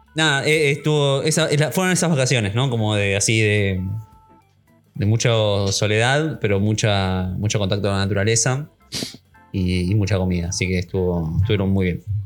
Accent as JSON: {"language": "Spanish", "country": "Argentina"}